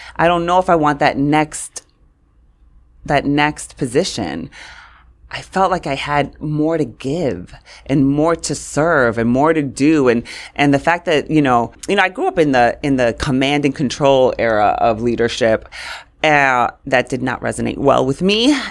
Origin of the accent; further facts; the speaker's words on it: New York City, New York, United States; also born or lived in Queens, New York; I grew up in Brooklyn, and On my block, it was like, you were white, you were black, or you were Puerto Rican.